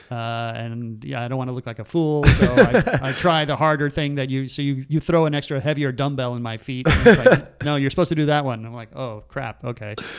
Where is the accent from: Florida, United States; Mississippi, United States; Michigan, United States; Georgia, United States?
Florida, United States; Miami; we grew up in Miami